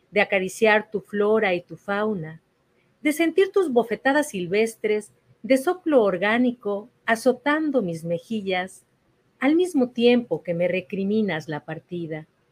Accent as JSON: {"language": "Spanish", "region": "Mexico City", "country": "Mexico", "tie": "born or raised there", "moved": "yes", "lives_now": "Houston, United States", "said": "crecí en la Ciudad de México, en el centro histórico"}